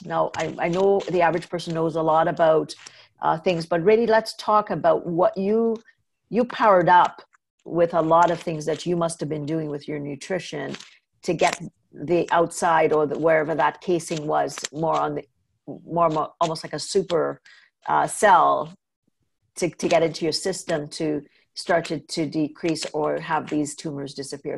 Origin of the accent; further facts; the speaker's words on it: Trinidad & Tobago; moved away; also born or lived in North America; I grew up in Trinidad where milk was not as big